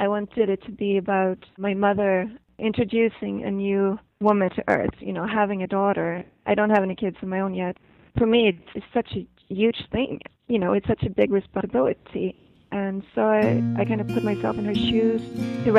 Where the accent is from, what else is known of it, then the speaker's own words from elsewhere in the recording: Sweden; also born or lived in São Paulo, Brazil; I have Swedish parents, and they lived there for 7 years. And then when I was two, I came to Sweden